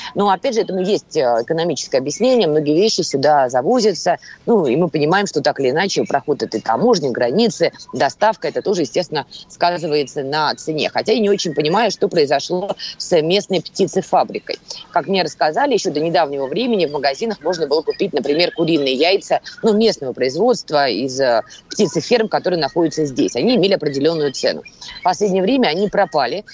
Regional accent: Moscow, Russia; я человек из Москвы

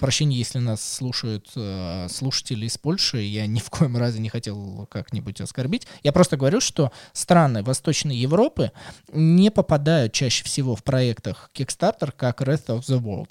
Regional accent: Russia; мы из России

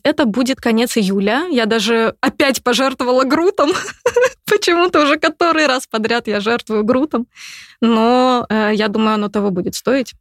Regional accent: Novokuznetsk, Kemerovo Oblast, Russia; now in Moscow, Russia; Я же из Сибири. Девчонка из Сибири.

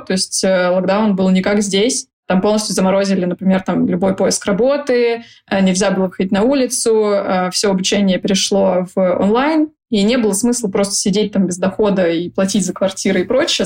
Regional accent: Saint Petersburg, Russia; moved away as an adult; also born or lived in Dubai; Я из Питера, и сейчас конкретно я нахожусь здесь. При этом э, сколько-то лет я жила в разных местах

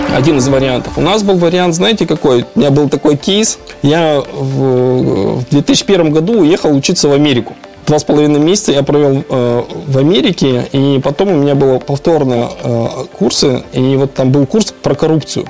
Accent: Kazakhstan; moved away; also born or lived in Urals / Yekaterinburg / Andorra; я сам родом из Казахстана

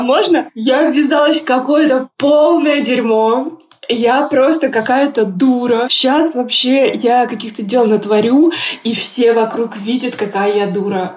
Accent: Nizhny Novgorod, Nizhny Novgorod Oblast, Russia; also born or lived in Moscow; now in Lisbon, Portugal; Я из Нижнего Новгорода, и в какой-то момент я переехала в Москву

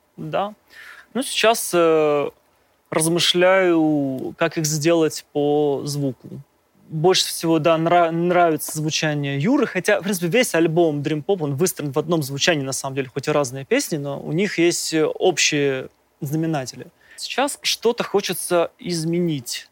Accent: Kirov, Kirov Oblast, Russia; moved away; когда ты родился, допустим, в, в глубокой провинции, я, я из города Кирова, то есть просто я не, не, не москвич

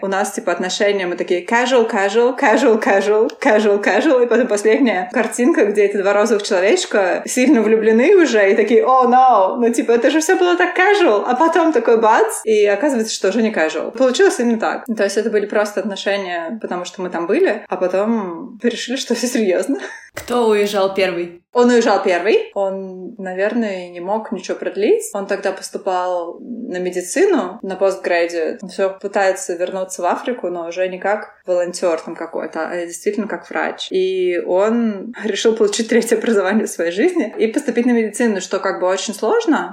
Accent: Nizhny Novgorod, Nizhny Novgorod Oblast, Russia; moved away as an adult; also born or lived in Mongolia; now in Brisbane, Australia; Я из Нижнего Новгорода, но сейчас я живу в Австралии.

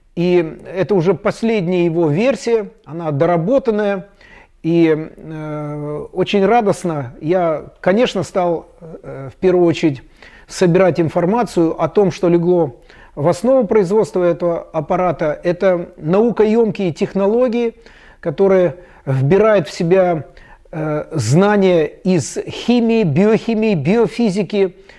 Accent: Chișinău, Moldova; у себя в Кишиневе, я из Молдавии

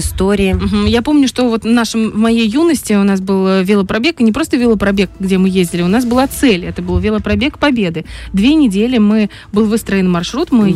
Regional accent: Transnistria, Moldova; я с Молдавии, с Приднестровья, у нас нас тут юг

